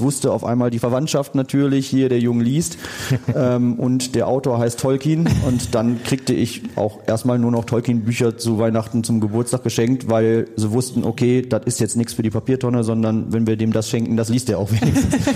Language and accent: German; Geldern, North Rhine-Westphalia, Germany; warum wir nach Geldern gezogen sind. Ähm, ich bin da erst aufgewachsen